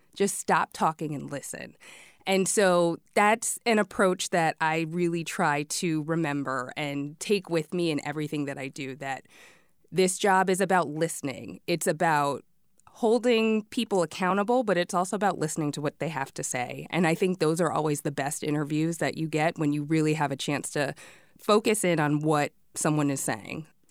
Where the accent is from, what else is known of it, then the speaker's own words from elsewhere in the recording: Washington, District of Columbia, United States; moved away as an adult; now in Georgia, United States; I grew up in Washington, D C.